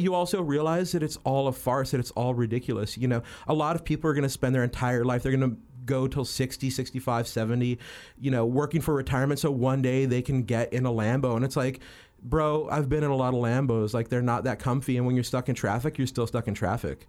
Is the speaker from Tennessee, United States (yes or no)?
no; New Mexico, United States; now in Los Angeles, United States; I grew up in New Mexico, very poor, wearing Carhartt jackets and dickies